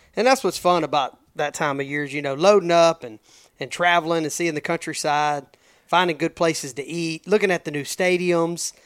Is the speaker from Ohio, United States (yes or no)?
no; Cleveland, Texas, United States; we grew up at in Cleveland